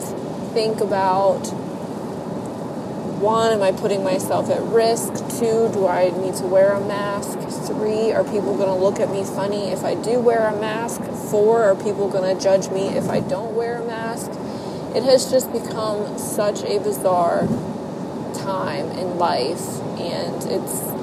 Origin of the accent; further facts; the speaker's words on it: Ohio, United States; Ohio, which is my home state